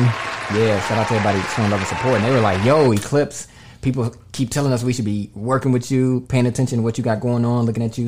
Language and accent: English; Dallas, Texas, United States; moved away as an adult; also born or lived in Las Vegas / California; originally born and raised in Dallas, Texas